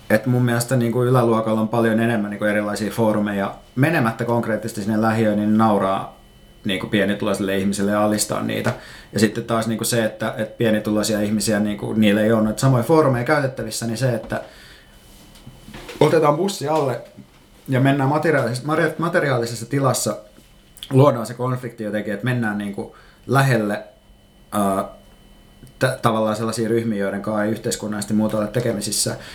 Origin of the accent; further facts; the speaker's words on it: Turku, Southwest Finland, Finland; now in Helsinki, Finland; mä kuulostan stadilaiselta, mikä on ehkä mulle jonkinlainen onnistumisen merkki, koska mä oon Turusta ja asunut Helsingissä mm, kohta viisi vuotta vaan kuitenkin.